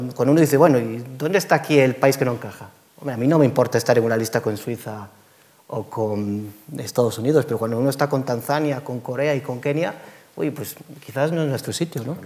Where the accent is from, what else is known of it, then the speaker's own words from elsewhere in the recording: Galicia, Spain; yo como gallego que soy